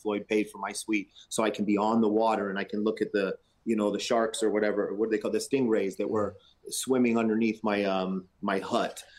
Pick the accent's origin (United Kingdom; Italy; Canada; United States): Canada; we're Canadian